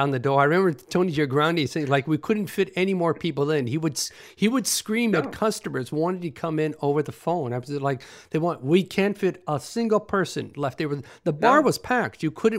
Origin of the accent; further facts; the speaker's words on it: Toronto, Ontario, Canada; moved away as an adult; also born or lived in Paris / New York; I said, "Toronto, Canada."